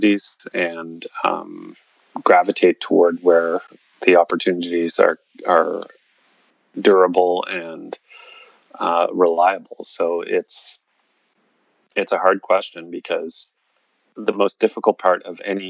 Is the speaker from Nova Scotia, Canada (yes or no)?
yes; Cape Breton Island, Nova Scotia, Canada; moved away; there weren't a lot of people where I grew up on Cape Breton Island